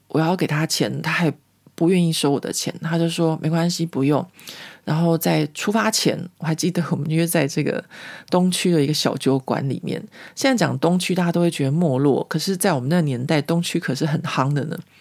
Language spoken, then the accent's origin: Chinese; Taiwan; moved away as an adult; now in Paris, France; 在我在台湾成长的过程里面